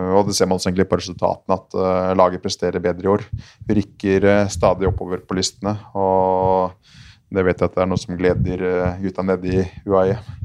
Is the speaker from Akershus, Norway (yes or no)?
yes; Asker, Akershus, Norway; jeg er fra, fra Asker